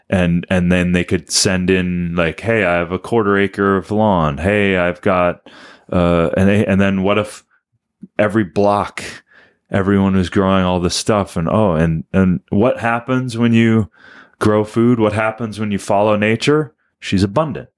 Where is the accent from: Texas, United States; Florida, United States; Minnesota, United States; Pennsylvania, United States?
Minnesota, United States; Dan and I are from Minnesota